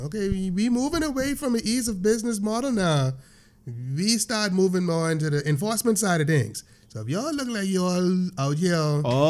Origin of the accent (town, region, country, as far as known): Bahamas